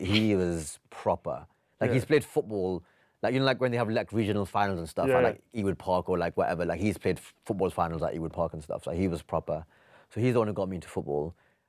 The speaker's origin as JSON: {"language": "English", "town": "Blackburn", "region": "North West England", "country": "United Kingdom", "tie": "born or raised there", "said": "Because I grew up in Blackburn, a really good team."}